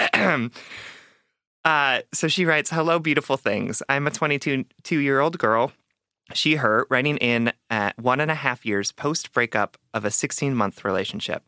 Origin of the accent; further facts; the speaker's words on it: Wisconsin, United States; I'm from Wisconsin, right? So, yes, like, my parents could take me to restaurants as, like, at any age, and they could buy me booze